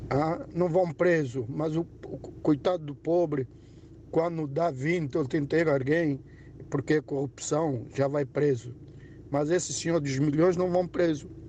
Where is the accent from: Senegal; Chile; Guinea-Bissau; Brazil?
Guinea-Bissau; now in Faro, Portugal